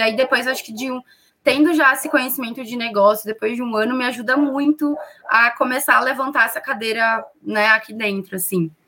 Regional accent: Rio Grande do Sul, Brazil; accent: gaúcho; moved away as an adult; now in São Paulo, Brazil; a minha transferência do Rio Grande do Sul para São Paulo, vocês devem perceber pelo meu sotaque que eu sou gaúcha

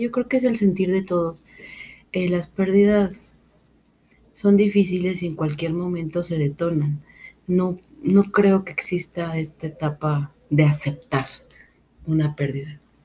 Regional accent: Mexico; vivo en una cultura que nace con la muerte, porque soy mexicana

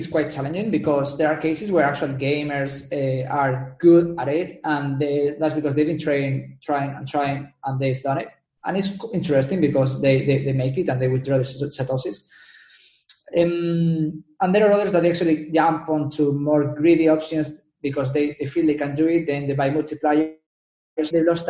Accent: Spain; accent: Spanish; English is a second language; Yeah, that's Spain.

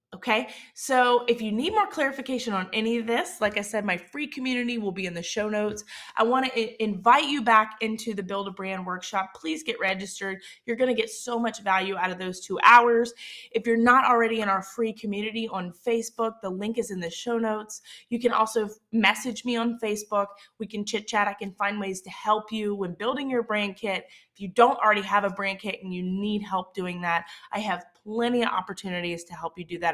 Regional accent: Southern Mississippi, United States; accent: Southern Mississippi; my Southern Mississippi accent

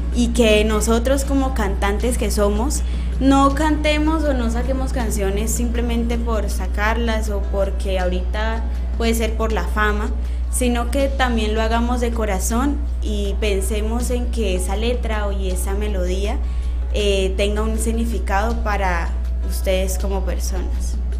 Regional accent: Colombia; uno ser como colombiana

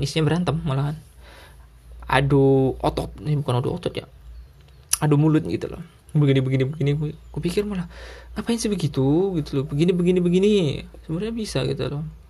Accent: Sumatra, Indonesia; now in Java, Indonesia; di Sumatera waduh 30 meter aja masih banyak garam gitu loh di rumah aku

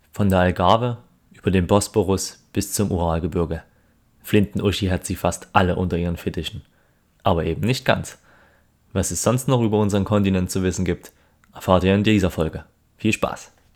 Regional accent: Germany; wir als Deutsche

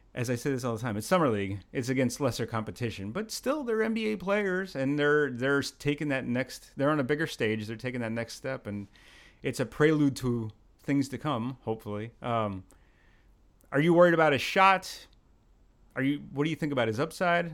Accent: Brooklyn, New York, United States; from Brooklyn, 'cause I was in Pennsylvania

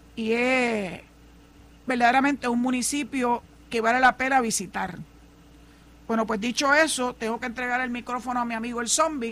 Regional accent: San Juan, Puerto Rico; yo soy nacida y criada en San Juan

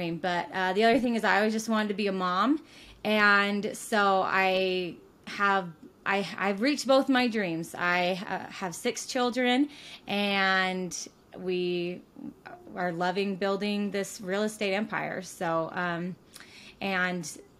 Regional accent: Payson, Utah, United States; I'm from Utah originally. I was born and raised in Payson, Utah

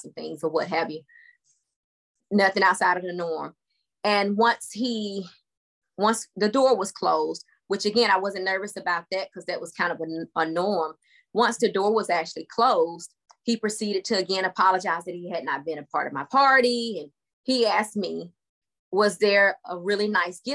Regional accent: Griffin, Georgia, United States; now in Conyers, United States; I'm from Griffin, Georgia, originally is where I'm from. I still reside in Georgia, but in a town about an hour and 15 minutes away from Griffin called Conyers

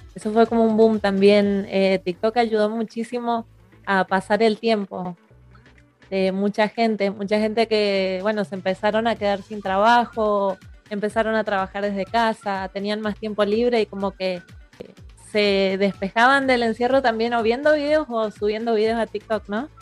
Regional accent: Mendoza, Argentina; Yo soy mendocina

